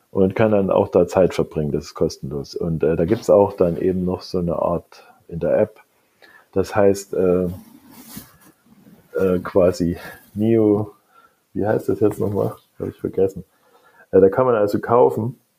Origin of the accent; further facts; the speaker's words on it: East Germany, Germany; Ich bin ja schon nicht mehr der Jüngste. Ich bin in der DDR aufgewachsen.